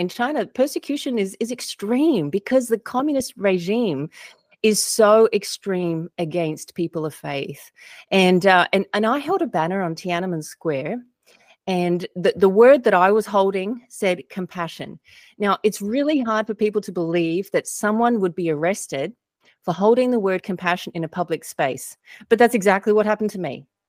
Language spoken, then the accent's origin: English; Australia; moved away as an adult; now in United States; Australia. You might be able to tell from my accent. Been in the U.S. for 12 years.